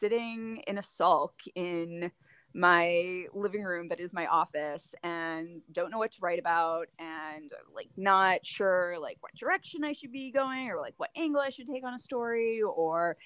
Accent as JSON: {"language": "English", "region": "Delaware", "country": "United States", "tie": "born or raised there", "also_born_or_lived": "Clovis, New Mexico", "moved": "as an adult", "lives_now": "Chicago, United States", "said": "I grew up in Delaware, and I worked for my high school newspaper"}